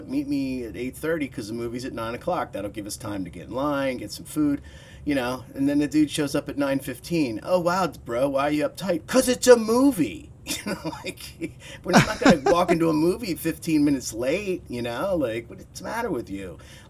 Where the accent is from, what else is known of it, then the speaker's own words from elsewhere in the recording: Chalfont, Pennsylvania, United States; also born or lived in Philadelphia; I grew up in Chalfont, Pennsylvania. A little, basically at the time was a little farming town, you know. And I lived there till I was about 18 or 19.